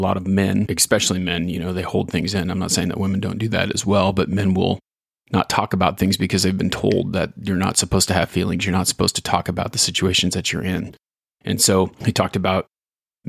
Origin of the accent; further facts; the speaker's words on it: Ontario, Oregon, United States; Small town kid growing up in Ontario, Oregon here